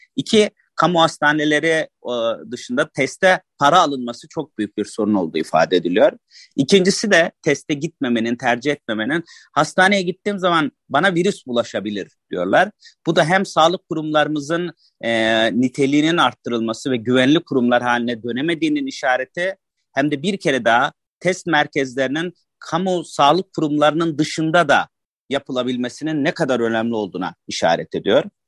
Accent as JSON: {"language": "Turkish", "country": "Turkey", "tie": "born or raised there", "said": "Annem babam burada doğmuş, ben burada doğmuşum. Bu yüzden yerliyim."}